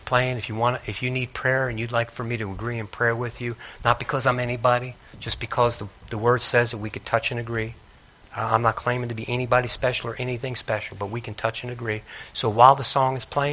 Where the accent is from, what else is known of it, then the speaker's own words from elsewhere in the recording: Northeast, United States; I grew up in the Northeast.